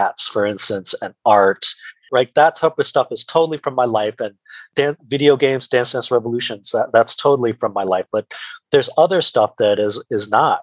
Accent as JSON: {"language": "English", "country": "United States", "said": "as an Asian American"}